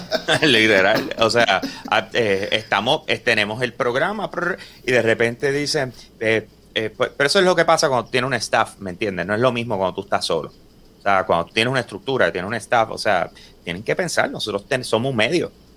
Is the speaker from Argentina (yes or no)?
no; Puerto Rico; nosotros somos puertorriqueños